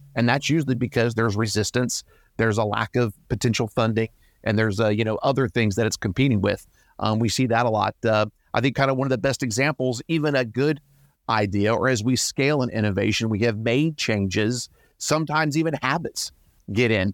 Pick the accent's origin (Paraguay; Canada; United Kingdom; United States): United States; Georgia; I'm from Georgia